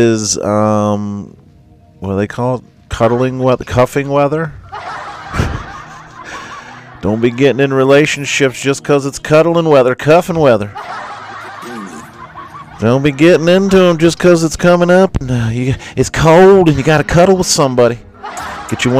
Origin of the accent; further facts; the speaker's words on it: Florida, United States; I'm from Florida